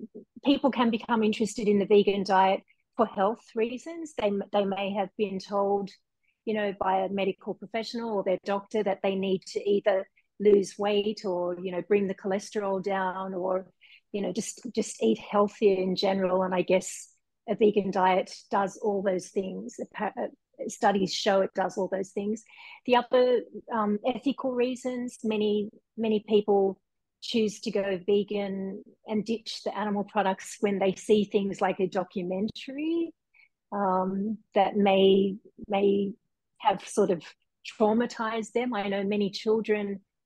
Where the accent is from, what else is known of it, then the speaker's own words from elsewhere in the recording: Sydney, New South Wales, Australia; also born or lived in Japan; now in Hawaii, United States; I'm originally from Sydney, Australia, and my mum is Fijian.